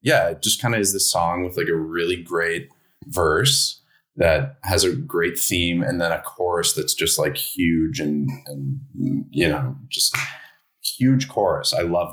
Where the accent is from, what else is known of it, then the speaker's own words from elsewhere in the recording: Toronto, Ontario, Canada; I am from Toronto